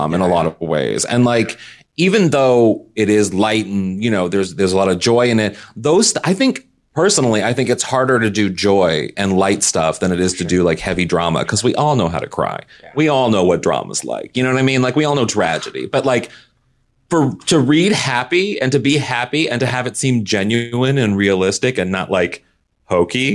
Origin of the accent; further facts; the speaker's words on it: Kirkwood, Missouri, United States; I'm from Kirkwood